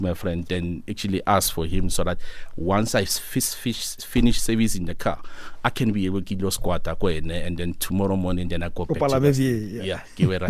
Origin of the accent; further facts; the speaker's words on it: Rustenburg, North West, South Africa; moved away as an adult; now in Pretoria, South Africa; I'm from Rustenburg, my hometown in Mabiskral.